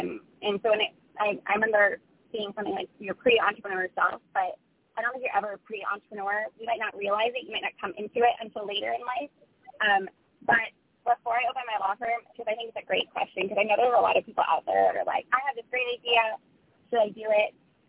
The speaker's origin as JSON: {"language": "English", "country": "Ireland", "tie": "born there", "said": "I was born in Ireland in the 1980s"}